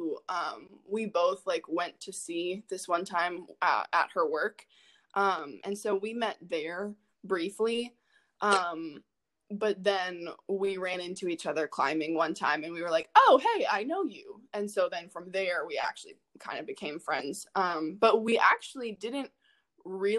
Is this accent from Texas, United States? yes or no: no; Northern Virginia, United States; I grew up in the Northern Virginia area, suburbs of DC